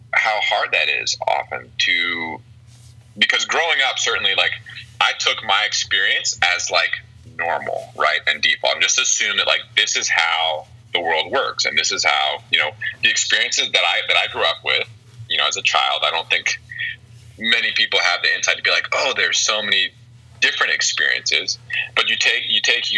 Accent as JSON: {"language": "English", "town": "Springfield", "region": "Ohio", "country": "United States", "said": "I'm from Springfield, Ohio"}